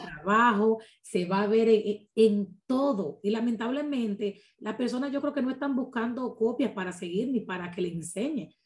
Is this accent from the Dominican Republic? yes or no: yes; Dominican Republic; como buen dominicano te lo digo